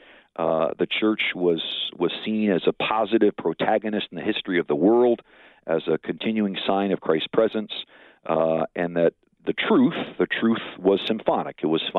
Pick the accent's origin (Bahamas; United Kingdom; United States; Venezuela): United States; St. Paul, Minnesota; also born or lived in California; I grew up in St. Paul, Minnesota. Very close to the University of St. Thomas, which some of your listeners may be familiar with, beautiful Merriam Park, Minnesota. Went to parochial school myself for grade school and high school, then went out to California